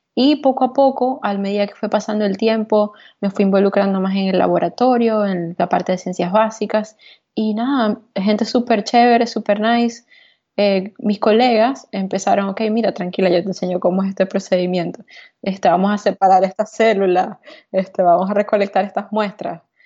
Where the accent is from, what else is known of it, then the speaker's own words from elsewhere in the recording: Venezuela; moved away as an adult; also born or lived in Texas; now in New York, United States; la experiencia que vivía en Venezuela, la experiencia que vivía en mi país